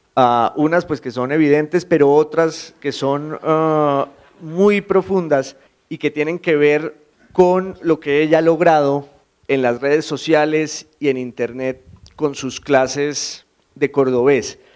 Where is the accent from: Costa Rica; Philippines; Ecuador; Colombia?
Colombia; Popayán, Cauca; now in Bogotá, Colombia; yo soy de Popayán y, en Popayán también tenemos nuestro, nuestro idioma